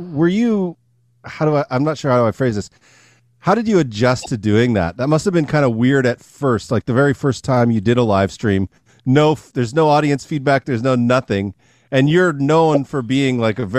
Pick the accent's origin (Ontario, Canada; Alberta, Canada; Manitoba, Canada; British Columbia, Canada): British Columbia, Canada; Vancouver; moved away as an adult; now in Washington, D.C., United States; I'm from your neck of the woods